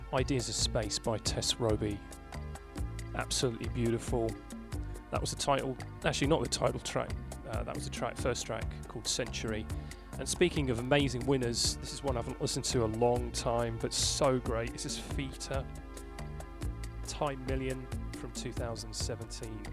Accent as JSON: {"language": "English", "town": "Reading", "region": "South East England", "country": "United Kingdom", "tie": "born or raised there", "said": "my hometown, Reading"}